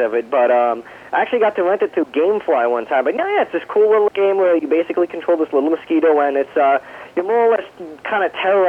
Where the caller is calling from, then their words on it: New York, United States; Hey, it's … from Long Island.